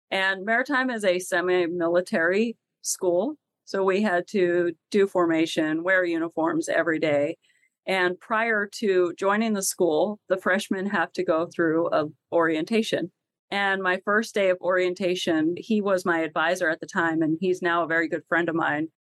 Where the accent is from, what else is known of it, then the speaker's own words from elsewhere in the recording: Colorado, United States; moved away as an adult; also born or lived in New York City; I grew up in Colorado, a very landlocked state.